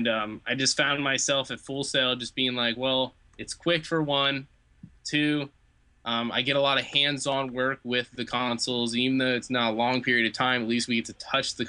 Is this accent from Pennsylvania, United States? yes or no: no; Lake of the Ozarks, Missouri, United States; moved away as an adult; also born or lived in Fayetteville, Arkansas / St. Louis, Missouri; now in Florida, United States; I was raised and I was born in Fayetteville, Arkansas, but raised in Lake of the Ozarks, Missouri.